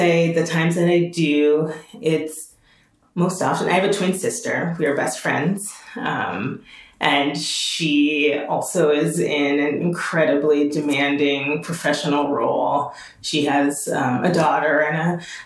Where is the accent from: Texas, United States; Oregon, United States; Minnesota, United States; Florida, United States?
Minnesota, United States; Minneapolis; moved away as an adult; also born or lived in Washington, D.C.; I am a Minneapolis girl. I grew up in South Minneapolis.